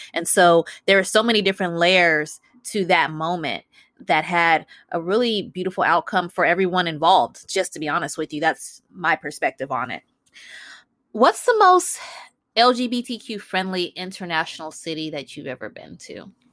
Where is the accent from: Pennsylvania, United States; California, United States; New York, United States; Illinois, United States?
Illinois, United States; Chicago; now in Los Angeles, United States; And I live in Los Angeles, and I'm from Chicago